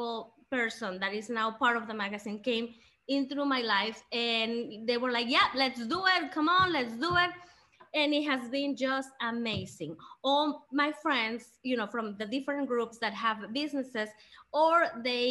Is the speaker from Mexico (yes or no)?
yes; Mexico; now in Greenville, United States; I was born in Mexico. All my family is in Mexico